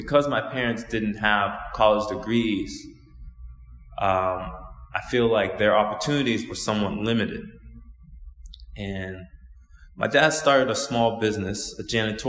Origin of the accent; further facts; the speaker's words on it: Osaka, Japan; I was born in Osaka, Japan, and I'm half Japanese and I'm half Black.